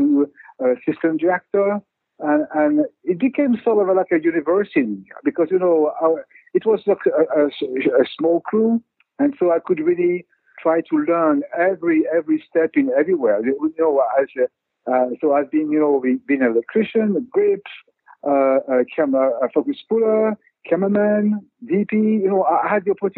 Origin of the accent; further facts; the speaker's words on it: Paris, Île-de-France, France; I grew up in Paris